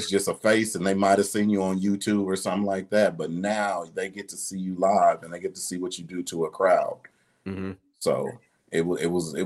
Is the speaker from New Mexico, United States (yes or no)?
no; Detroit, Michigan, United States; also born or lived in Ohio; now in Dallas, United States; I'm originally from Detroit